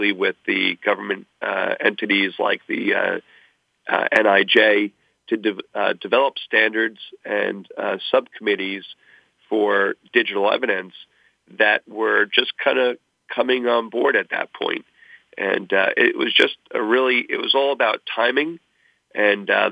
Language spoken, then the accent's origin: English; Long Island, New York, United States; moved away as an adult; also born or lived in New Haven / California / West Virginia; my school was not too far away from where I grew up on Long Island.